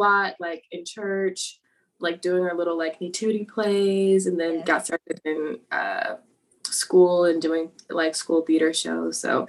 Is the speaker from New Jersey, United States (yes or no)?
no; Austin, Texas, United States; also born or lived in North Carolina; And I was raised in Austin, Texas, grew up doing theater here. Went to school in North Carolina for a bit, and now I'm back.